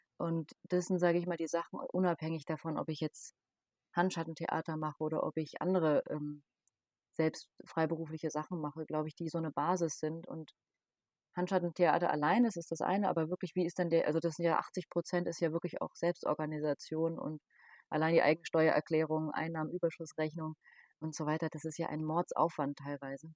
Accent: Darmstadt, Hesse, Germany; ich komme aus Darmstadt

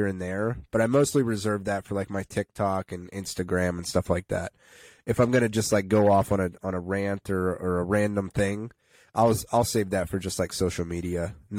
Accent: Karns City / Chicora area, Pennsylvania, United States; also born or lived in Pittsburgh, Pennsylvania; now in Slippery Rock, United States; I'm from the Carson City, Shakora area

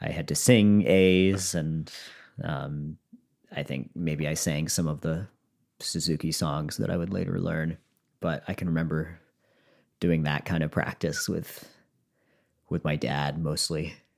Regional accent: Conway, Massachusetts, United States; I grew up in Franklin County, which is closer to Vermont and more rural

